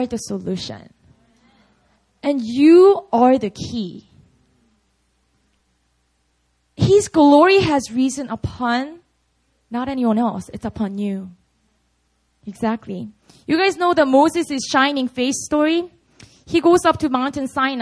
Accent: Busan, South Korea; moved away; Busan's going down soon. It's my hometown

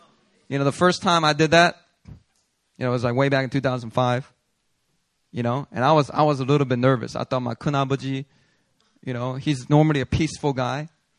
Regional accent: Daegu, South Korea; I'm from Daegu, so a lot of Gyeongsangdo men, they don't say much, right?

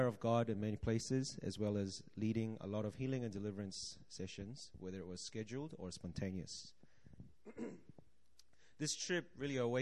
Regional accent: Auckland, New Zealand; now in Seoul, South Korea; I grew up in Auckland, New Zealand

